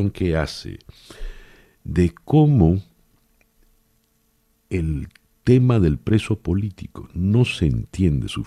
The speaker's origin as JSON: {"language": "Spanish", "country": "Venezuela", "said": "Somos los venezolanos los que no tenemos gasolina."}